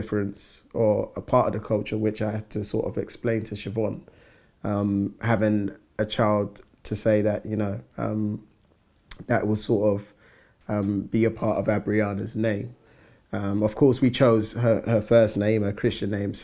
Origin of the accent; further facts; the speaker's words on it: London, United Kingdom; I was born and raised in the southwest of London